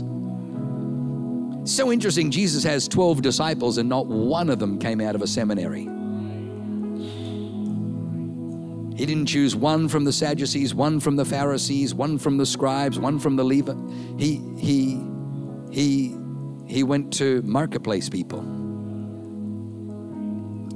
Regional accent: Australia; accent: Aussie; if I say it in my Aussie accent

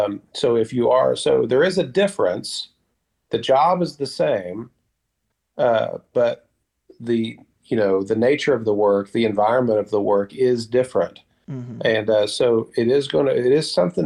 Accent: United States; moved away; as Americans

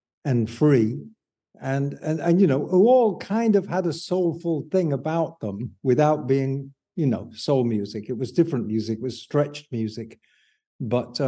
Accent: Bridlington, Yorkshire and the Humber, United Kingdom; also born or lived in Hull; I'm from Bridlington, which is 30 miles from Hull.

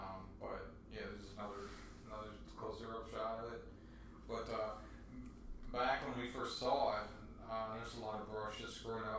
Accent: Florida, United States; I lived at Penny Camp. I grew up in Penny Camp, and Flamingo was like my summer childhood was at.

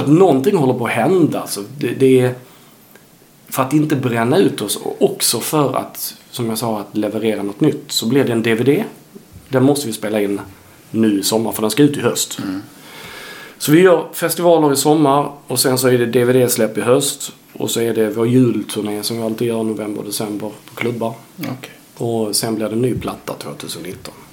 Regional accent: Sweden; also born or lived in Helsingborg; som svensk

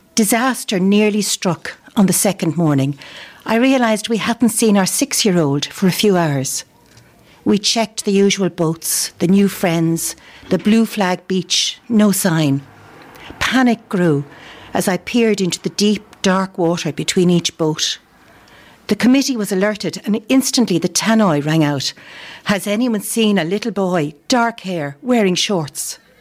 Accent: Dublin, Leinster, Ireland; moved away as an adult; now in County Clare, Ireland; I've lived in Clare for a long time, although I'm originally from Dublin.

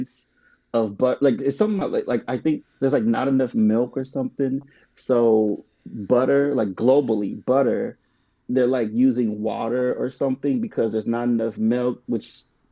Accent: United States; growing up in America

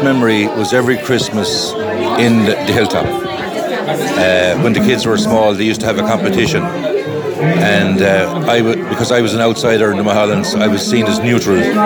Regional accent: Clare, Munster, Ireland; I'm from Clare

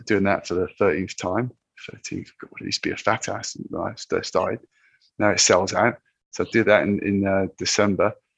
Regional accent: Land's End, South West England, United Kingdom; moved away; I rock up at Land's End, which is where I I, I grew up as a boy

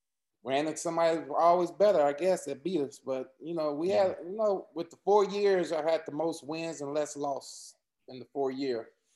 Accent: Texas, United States; I didn't want to go to any Texas teams because, you know, I was from Texas and I know I'd be home every weekend

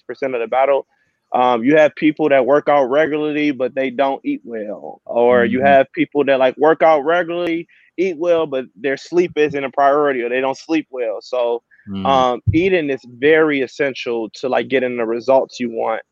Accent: Chicago, Illinois, United States; moved away as an adult; I'm from Chicago, Illinois.

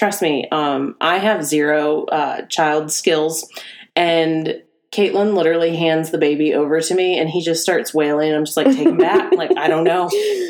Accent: United States; We're American.

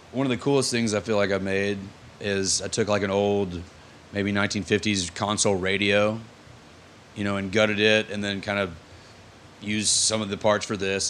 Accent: Texarkana, Texas, United States; also born or lived in Austin, Texas / Dallas, Texas / Little Rock, Arkansas; now in Fayetteville, United States; I'm from Texarkana, Texas.

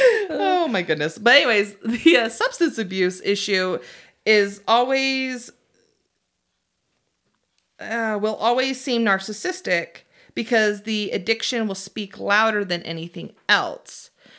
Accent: Utah, United States; We, as we've stated, we're from Utah, and there's a large base of the Mormon religion. Probably more, mm-hmm. more than not, people are actively Mormon here.

